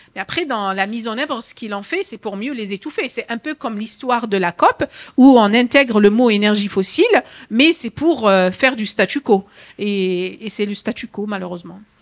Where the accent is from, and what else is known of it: France